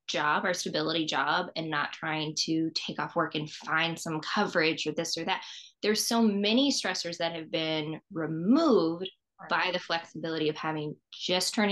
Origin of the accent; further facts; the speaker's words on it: Southeast, United States; moved away as an adult; now in Los Angeles, United States; I grew up in the Southeast. So since I moved to Los Angeles